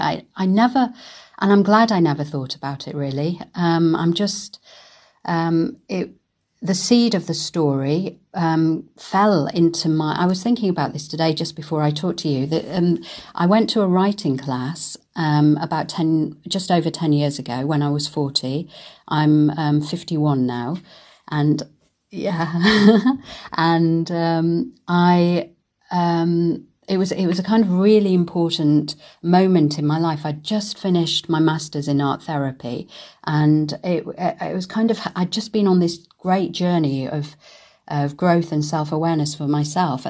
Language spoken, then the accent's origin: English; Manchester, North West England, United Kingdom; moved away as an adult; also born or lived in Karachi, Pakistan / London / Germany; I was born in Karachi and we came to the UK when I was two. I was then brought up in Manchester.